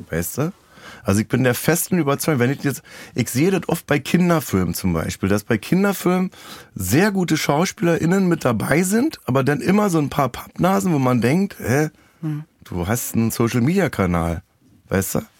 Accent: East Germany, Germany; ich komme ja aus dem Osten.

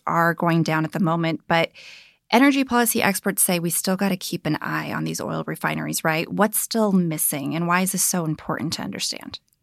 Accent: San Pablo, California, United States; I grew up in San Pablo, a small city that's mostly surrounded by the better known Richmond.

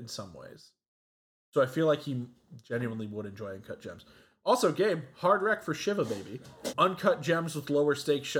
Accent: Savannah, Georgia, United States; born or raised there

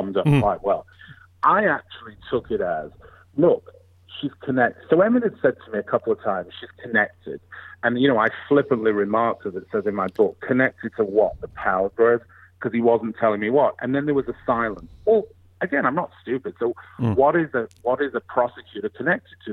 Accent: England, United Kingdom; moved away as an adult; now in United States; I'm from England. I grew up in England.

